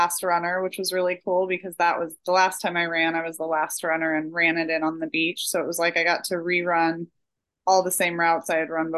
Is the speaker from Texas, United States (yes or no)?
no; Oregon, United States; I'm from Oregon in the US, and that's like a running mecca. And so I grew up running the Hood to Coast every year in high school